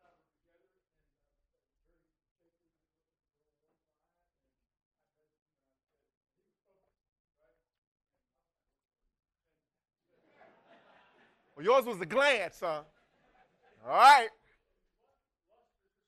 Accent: Washington, District of Columbia, United States; now in Dallas, United States; I'm from Washington, D.C.

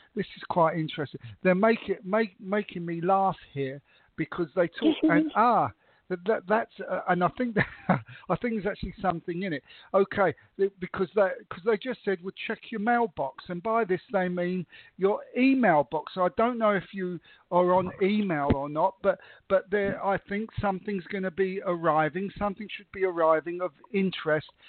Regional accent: England, United Kingdom; I was brought up in England, I come from an Italian background

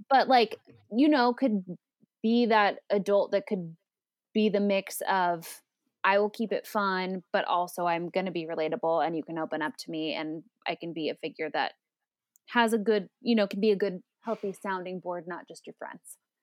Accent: Phoenix, Arizona, United States; now in Los Angeles, United States; I live in L A, but I grew up in Phoenix

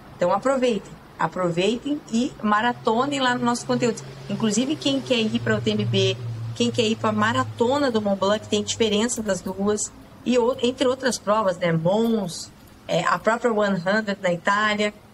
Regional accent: Campina Grande do Sul, Paraná, Brazil; moved away; eu saí lá de Campina Grande do Sul

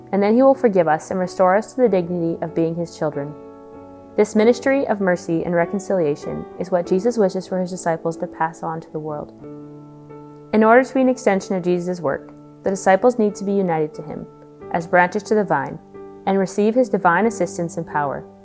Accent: Spirit River, Alberta, Canada; I'm from Spirit River, Alberta, and I'm a second year student here at St. Therese Institute.

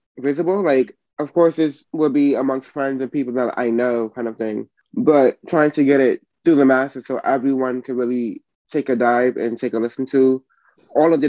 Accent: New York, United States; 33, from New York

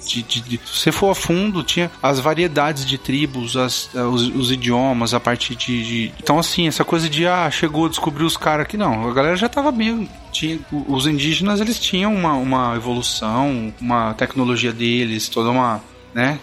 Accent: Brazil; eu sou brasileiro, sim, eu sou brasileiro

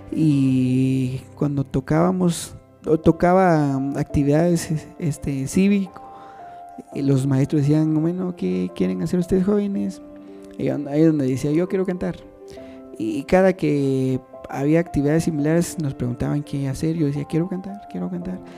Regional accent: San Bartolo Aguas Calientes, Totonicapán, Guatemala; Soy de, soy originario de Toto.

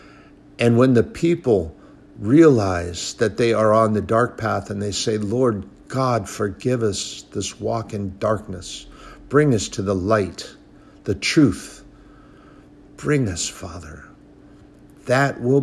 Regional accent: United States; I'm a patriot. I'm an American

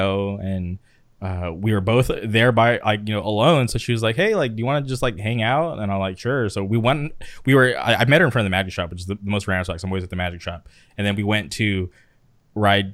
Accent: Southern California, United States; growing up in Southern California

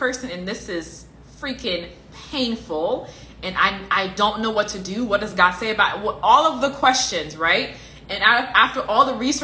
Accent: Liberia; I'm from Liberia, I'm African.

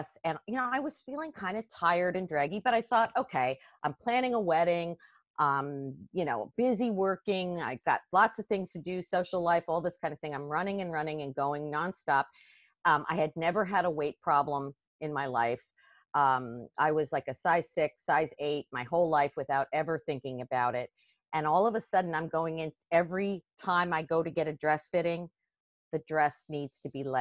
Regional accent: Westchester County, New York, United States; moved away as an adult; also born or lived in Washington, D.C.; I actually grew up in Westchester County, right outside of New York City

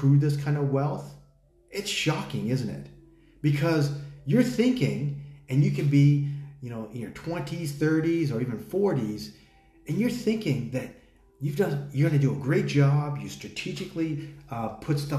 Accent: United States; now in Thailand; I'm American

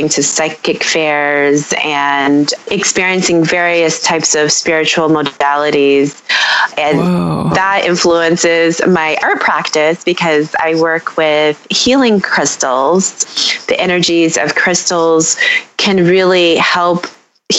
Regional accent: Detroit, Michigan, United States; I am a born and raised Detroiter. I am living here now.

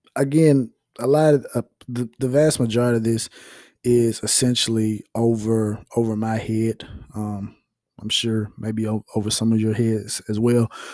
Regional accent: United States; we as American citizens

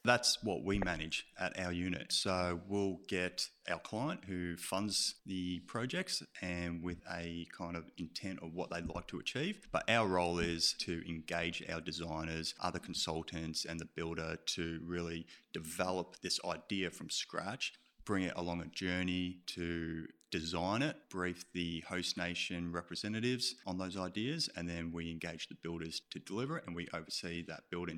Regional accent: Melbourne, Victoria, Australia; moved away as an adult; also born or lived in Canberra / Brisbane; now in Sydney, Australia; I'm actually from Melbourne.

